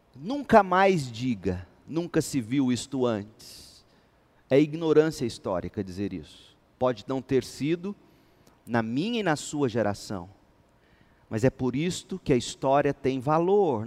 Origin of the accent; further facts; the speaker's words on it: Goiás, Brazil; nós, os goianos, como bons goianos